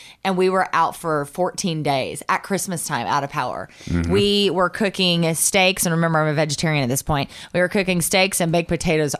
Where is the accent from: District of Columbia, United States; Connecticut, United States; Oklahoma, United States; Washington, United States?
Oklahoma, United States; Southern; now in California, United States; I'm from Southern Oklahoma. We're used to snow, but more ice, actually, in Oklahoma.